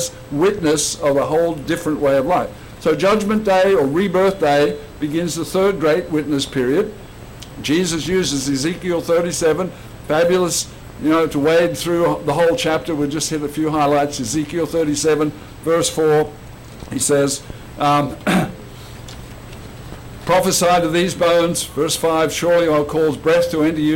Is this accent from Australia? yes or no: yes; Australia; let me tell you what it was like growing up in Australia